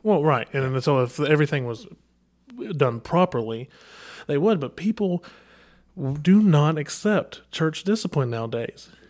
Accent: Kentucky, United States; I'm from Kentucky, all right? We don't say the I and G

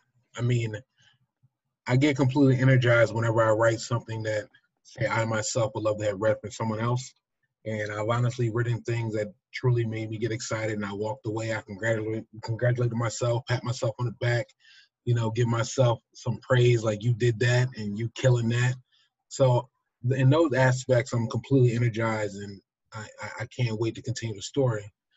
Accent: Nigeria; I am extremely happy to tell the world anytime I can that I am a Nigerian man. I stem from the Fulani and the Yoruba people.

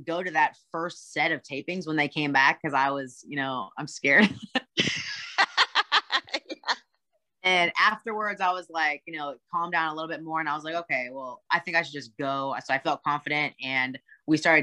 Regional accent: Austin, Texas, United States; now in Atlanta, United States; I'm from Austin, Texas, but I live with my husband in Atlanta right now

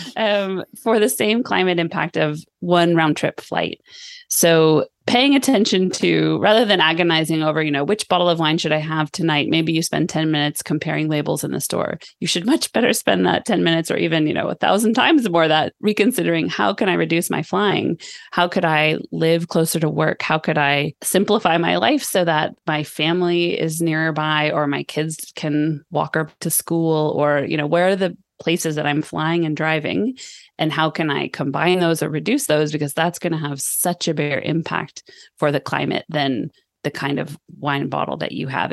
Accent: Sonoma, California, United States; moved away as an adult; now in Sweden; I grew up in Sonoma, where you live now

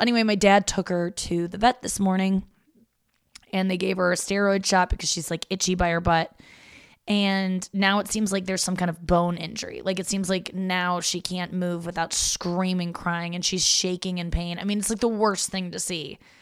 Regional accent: St. Louis, Missouri, United States; also born or lived in Cincinnati, Ohio; and then we moved from Cincinnati to St. Louis, and so um, when I was six

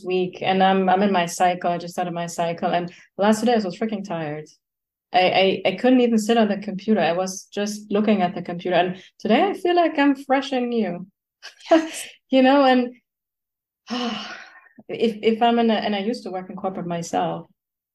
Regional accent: Germany; moved away as an adult; now in United States; I grew up in Germany

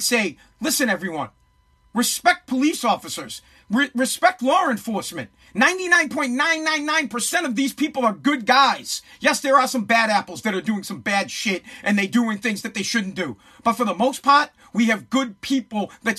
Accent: Revere, Massachusetts, United States; Here in Boston, right here, I'm from Revere, I live right outside of Boston.

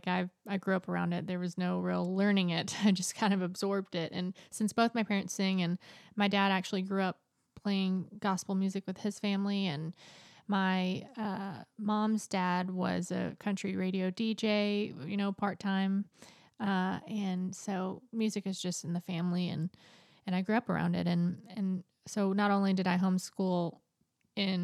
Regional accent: Nashville, Tennessee, United States; now in California, United States; I'm from Nashville, Tennessee. I now live in California

